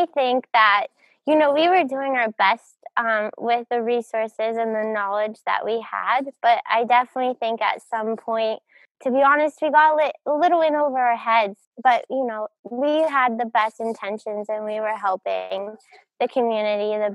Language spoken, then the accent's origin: English; State College, Pennsylvania, United States; moved away as an adult; also born or lived in Outer Banks, North Carolina / Moscow, Russia / Australia; Growing up in Pennsylvania was amazing. Just being in the mountains. I grew up in State College in Happy Valley.